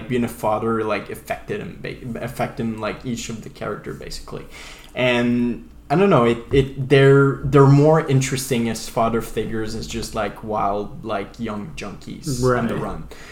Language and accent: English; Canada; accent: French-Acadian; I'm French-Canadian